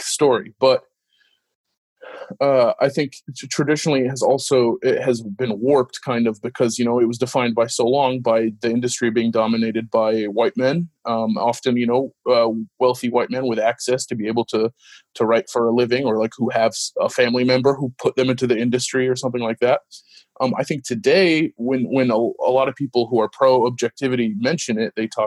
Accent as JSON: {"language": "English", "region": "Washington", "country": "United States", "tie": "born or raised there", "also_born_or_lived": "Los Angeles, California / Middle East", "said": "I grew up in Washington and, you know, wanted to go to a state school."}